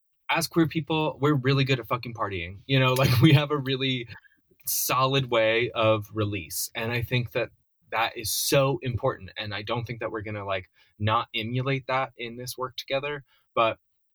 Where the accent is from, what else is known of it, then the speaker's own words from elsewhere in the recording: North Carolina, United States; I'm allegedly from North Carolina